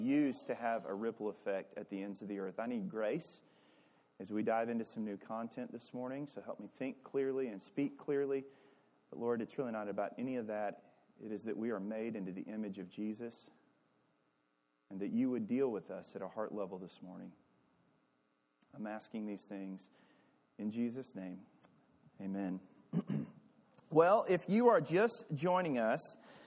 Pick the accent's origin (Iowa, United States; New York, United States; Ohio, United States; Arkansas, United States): Arkansas, United States; I'm from Arkansas